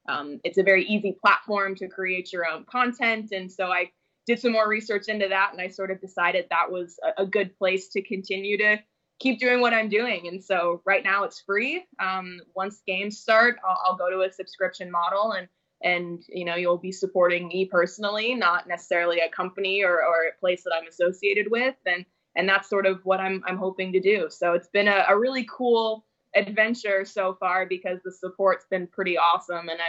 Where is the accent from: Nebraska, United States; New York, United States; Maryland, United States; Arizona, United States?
Arizona, United States; Phoenix; moved away; I born and raised in Phoenix